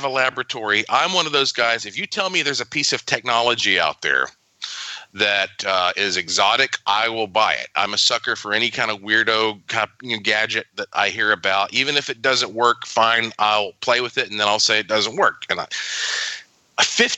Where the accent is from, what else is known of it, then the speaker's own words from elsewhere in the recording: Asheville, North Carolina, United States; now in Puerto Rico; I grew up in Asheville